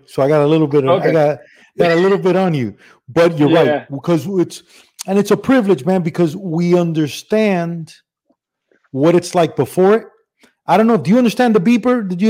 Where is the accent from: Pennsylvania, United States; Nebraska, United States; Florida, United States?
Florida, United States; Miami; So I'm Cuban from Miami